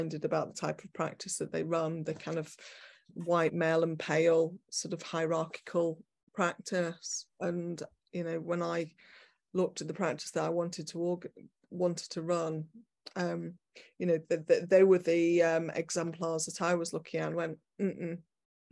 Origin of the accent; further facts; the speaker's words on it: Manchester, North West England, United Kingdom; moved away as an adult; also born or lived in Leeds / London / New York; I'm from Manchester originally, then I studied in Leeds, and then I did my part twos down at the Bartlett.